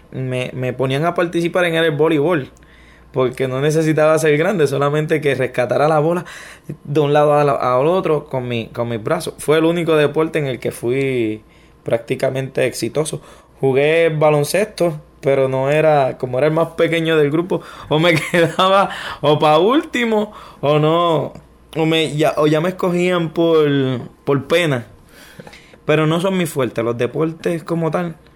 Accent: Ponce, Puerto Rico; born there; Yo nací en, Ponce, en Puerto Rico. Desde que nací, pues mi familia ha estado en batallas legales. ¿Quién me va a tener? ¿Quién no me va a tener? Y, pero me crié entonces con mis abuelos.

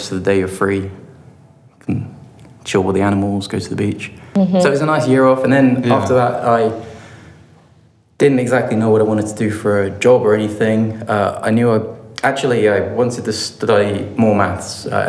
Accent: London, United Kingdom; moved away as an adult; also born or lived in Bristol / Southampton; I come from London originally

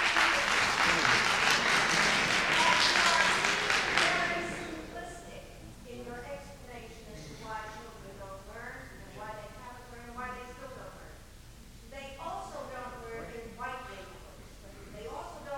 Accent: New York City, New York, United States; I come from Ozone Park.

